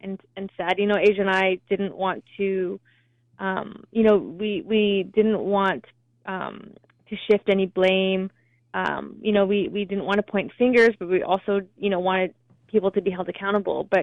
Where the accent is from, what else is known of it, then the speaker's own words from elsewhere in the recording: Vancouver, British Columbia, Canada; We're both from Vancouver